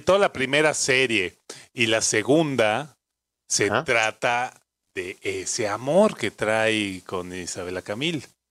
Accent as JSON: {"language": "Spanish", "country": "Mexico"}